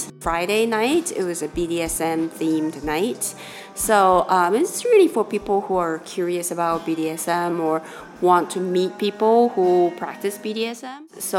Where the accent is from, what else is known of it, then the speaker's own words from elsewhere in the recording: Shanghai, China; born there; I was born in Shanghai, but I've lived all over the place.